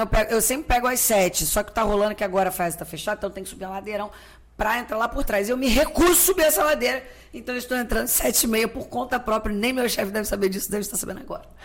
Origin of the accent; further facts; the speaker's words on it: Rio de Janeiro, Brazil; pro Rio, que é onde eu nasci